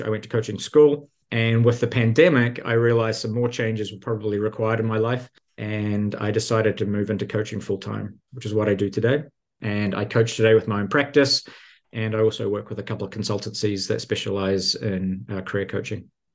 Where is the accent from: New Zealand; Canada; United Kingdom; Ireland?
New Zealand; moved away as an adult; also born or lived in Silicon Valley; now in United States; I'm originally from New Zealand.